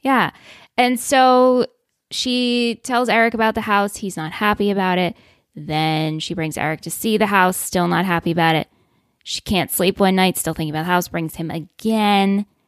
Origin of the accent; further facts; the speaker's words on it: New York, United States; in my mind as being a New Yorker